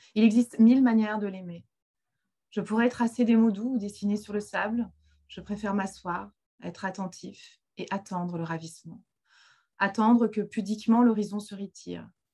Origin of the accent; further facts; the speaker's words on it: Finistère, Brittany, France; j'ai grandi dans le Finistère, donc j'ai grandi, euh, j'ai grandi au bord de la mer